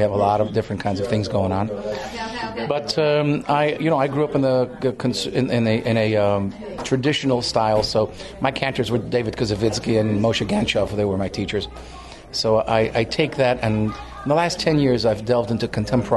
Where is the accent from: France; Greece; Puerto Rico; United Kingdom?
Greece; moved away; I'm from Greece originally